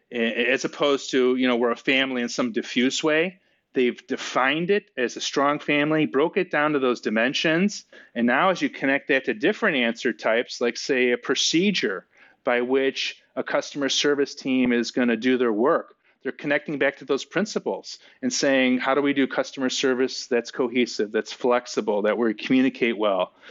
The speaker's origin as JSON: {"language": "English", "town": "Chicago", "region": "Illinois", "country": "United States", "said": "I'm from Chicago"}